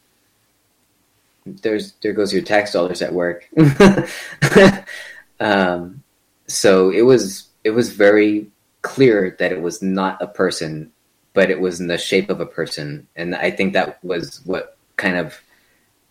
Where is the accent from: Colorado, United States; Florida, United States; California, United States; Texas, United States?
Texas, United States; El Paso; my hometown of El Paso